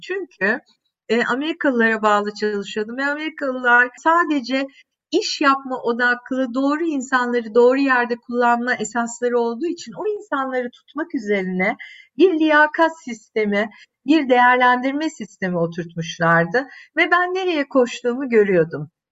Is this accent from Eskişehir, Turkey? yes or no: no; Adana, Turkey; moved away as an adult; also born or lived in Istanbul; ben yaşamışım Adana'da 3 temel büyük caddenin üstünde e, gelmişim İstanbul'a